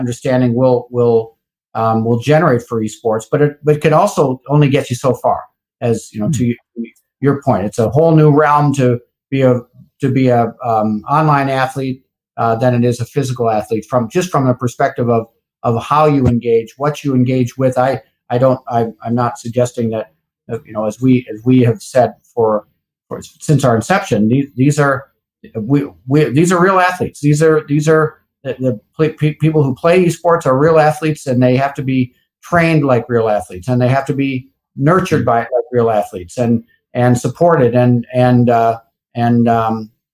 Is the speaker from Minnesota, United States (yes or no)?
yes; Minneapolis, Minnesota, United States; I'm from Minneapolis, from Minnesota.